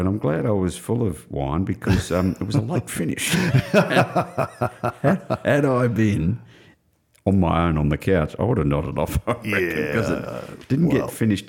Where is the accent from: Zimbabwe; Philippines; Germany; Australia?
Australia; my pride as an Australian